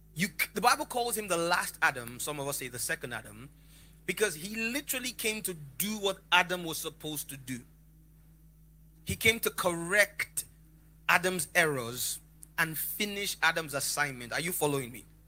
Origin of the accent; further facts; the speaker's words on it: Lagos, Nigeria; I grew up around the corner from a place in Lagos called Oshodi.